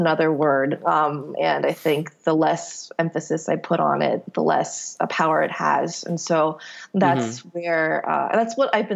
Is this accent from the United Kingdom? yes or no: no; South Korea; moved away as an adult; also born or lived in Palo Alto, California, United States; now in United States; I grew up in the States. I was born here. I was raised till I was 9, and then Korean was kind of like my second language. I would speak Korean at home, but then I was just thrown into public school in Korea. And then I was there till I was like 19.